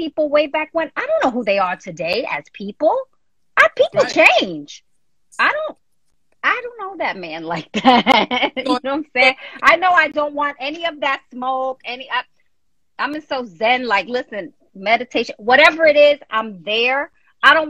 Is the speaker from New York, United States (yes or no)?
yes; New York, United States; I'm from New York. I'm in New York all the time, you know, Jersey, New York